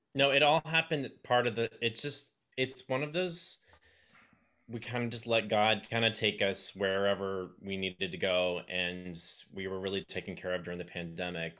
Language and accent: English; Texas, United States; also born or lived in New York; I grew up here.